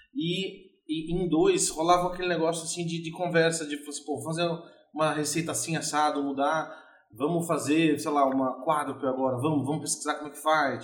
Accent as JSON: {"language": "Portuguese", "region": "São Paulo", "country": "Brazil", "tie": "born or raised there", "said": "eu nasci em São Paulo e em 1981"}